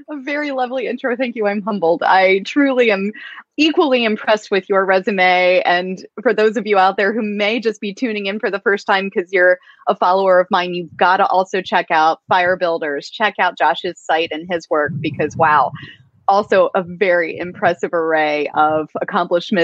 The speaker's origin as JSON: {"language": "English", "region": "Pennsylvania", "country": "United States", "tie": "born or raised there", "said": "I grew up in Amish country, Pennsylvania, far from the ocean"}